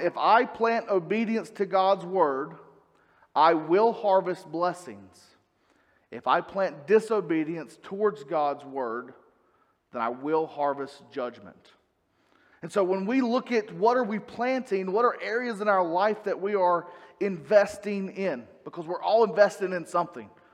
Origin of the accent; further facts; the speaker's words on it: North Carolina, United States; I'm from the South, I'm from North Carolina